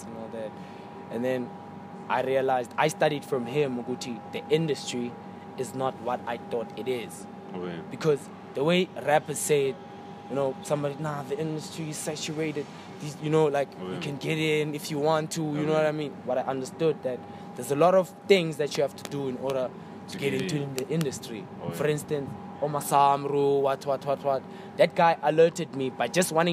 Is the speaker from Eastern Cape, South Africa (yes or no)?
yes; Eastern Cape, South Africa; now in Johannesburg, South Africa; the Eastern Cape, as I said before, like we're not exposed to a lot of things